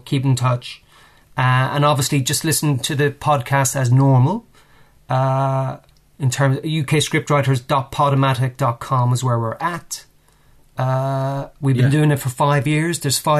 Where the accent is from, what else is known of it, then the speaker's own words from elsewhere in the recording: Ireland; moved away as an adult; now in United Kingdom; I mean, I came over from Ireland in 1994, and I started temping in the media here, which was pretty easy to do, I found.